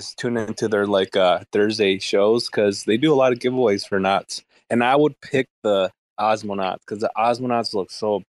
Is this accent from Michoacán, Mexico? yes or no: no; Chihuahua, Mexico; I was born in Chihuahua.